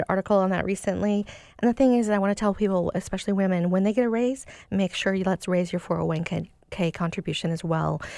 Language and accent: English; Seattle, Washington, United States; I grew up in Seattle